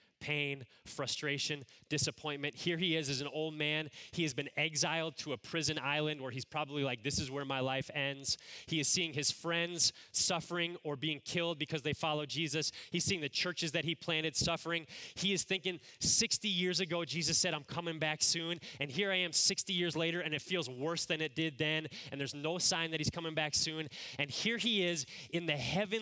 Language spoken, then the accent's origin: English; Cleveland, Ohio, United States; moved away as an adult; also born or lived in Chicago area; I grew up in the Cleveland, Ohio area